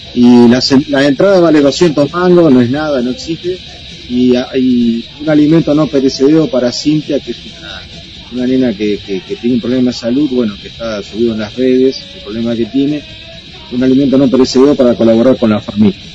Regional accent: Balcarce, Buenos Aires Province, Argentina; nosotros somos de Balcarce, del interior de Buenos Aires

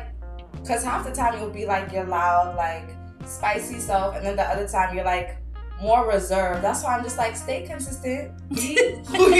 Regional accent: Portland, Oregon, United States; also born or lived in Akwa Ibom; I am originally from Portland, Oregon.

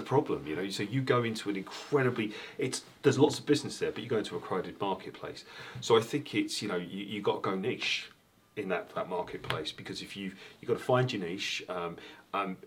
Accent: London, United Kingdom; moved away as an adult; now in Belfast, United Kingdom; I was brought up in London, as you can hear from the accent.

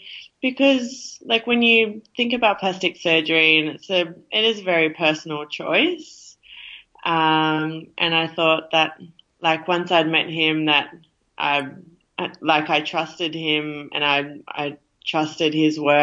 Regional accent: Wollongong, New South Wales, Australia; I'm originally from Wollongong

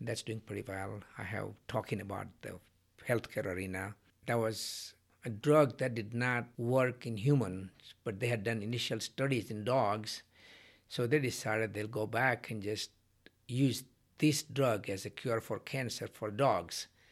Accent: India; moved away; when I was growing up in India

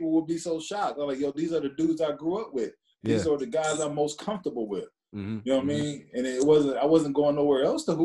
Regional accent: Cleveland, Ohio, United States; I'm from Cleveland, Ohio. I went to Lakewood, St. Edward

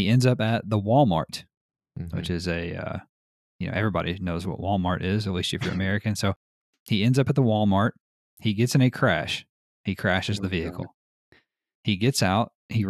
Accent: United Kingdom; I'm British.

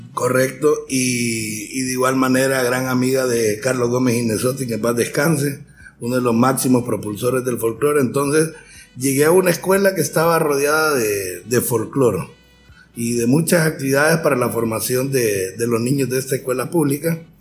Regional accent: San Pedro Sula, Cortés, Honduras; born or raised there; also born or lived in Tegucigalpa

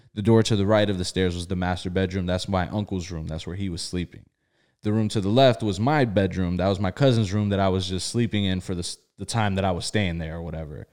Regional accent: South Florida, United States; also born or lived in Bridgeport, Connecticut; I was born in Bridgeport, Connecticut. Uh, I was, I was brought down to, to South Florida very young. And I, you know, I went to school in South Florida

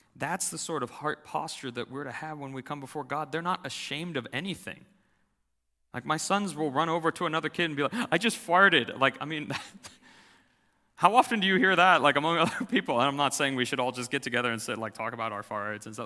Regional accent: United States; as American Christians

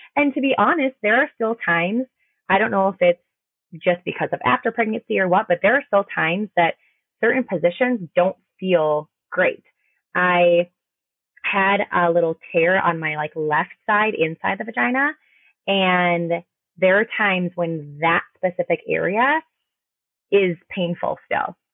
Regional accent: Minnesota, United States; I am from Minnesota

